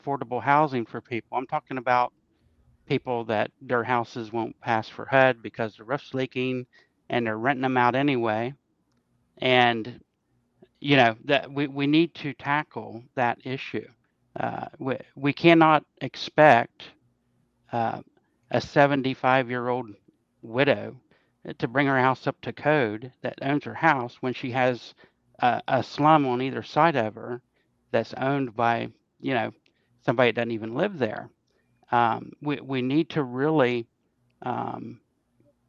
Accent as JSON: {"language": "English", "town": "Parkersburg", "region": "West Virginia", "country": "United States", "tie": "born or raised there", "also_born_or_lived": "Laurel Creek, Wood County", "said": "I lived on Ellis Avenue, up behind Dirt Dog House"}